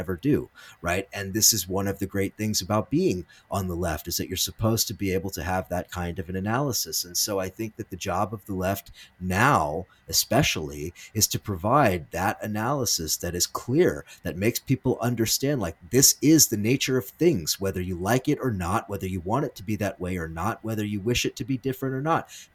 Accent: United States; as an American living in the 21st century

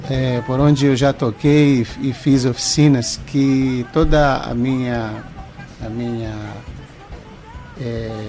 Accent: Belém, Pará, Brazil; moved away; eu vim de Belém, como você falou

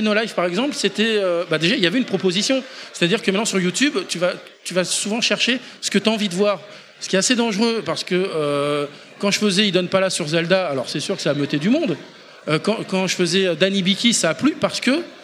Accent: Poitiers, Nouvelle-Aquitaine, France; nous on vient du Poitou, de Poitiers

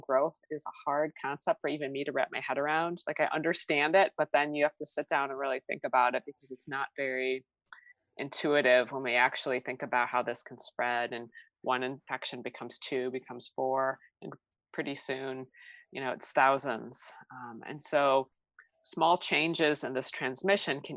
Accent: outside of Chicago, Illinois, United States; I grew up outside of Chicago

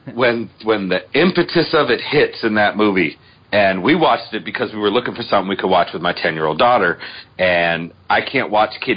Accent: Boston, Massachusetts, United States; I'm from Boston

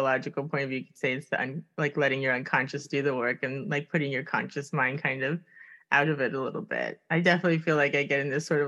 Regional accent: Miami, Florida, United States; moved away; also born or lived in Stockholm; I'm from Miami originally

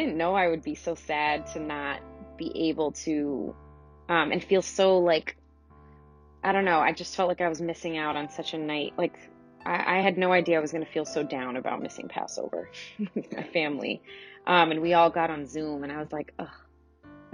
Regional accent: Teaneck, New Jersey, United States; in our house growing up in Teaneck, New Jersey

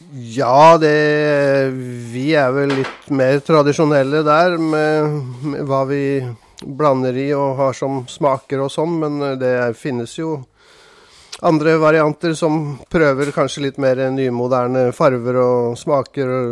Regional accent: Oslo, Norway; moved away as an adult; also born or lived in Randers, Denmark; now in Arendal, Norway; Jeg kommer fra Oslo

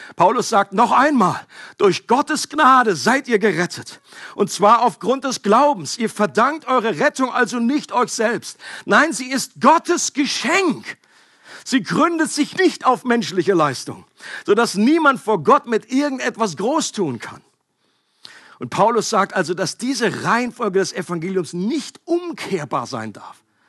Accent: Northern Germany, Germany; Ich komme aus Norddeutschland.

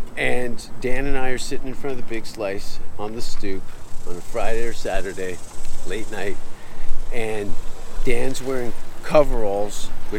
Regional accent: Hamilton, Ontario, Canada; I'm from Hamilton.

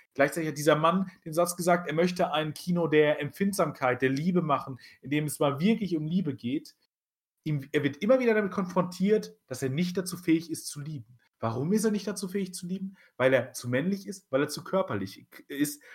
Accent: Germany; wir sind Deutsche

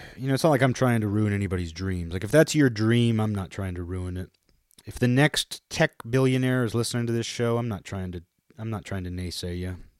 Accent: Kirkland, Washington, United States; I was from Kirkland.

